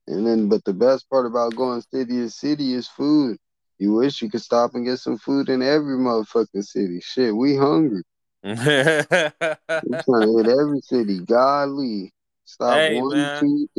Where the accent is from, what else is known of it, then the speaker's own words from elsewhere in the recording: the Bay Area, California, United States; I just performed in sack, but I'm from the Bay.